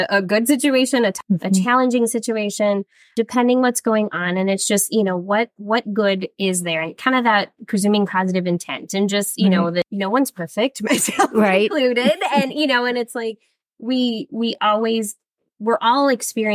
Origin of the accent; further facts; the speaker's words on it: Illinois, United States; moved away as an adult; now in Minnesota, United States; what brought me to Minnesota, because I grew up in Illinois